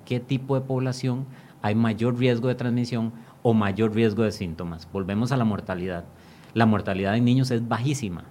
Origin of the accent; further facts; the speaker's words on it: Costa Rica; como costarricenses